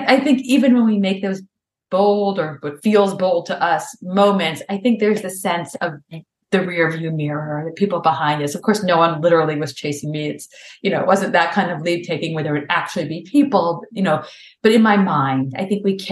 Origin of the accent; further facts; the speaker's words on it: Memphis, Tennessee, United States; also born or lived in New York City; now in Boston, United States; I grew up in Memphis, Tennessee, where driving was kind of like friendly suburban driving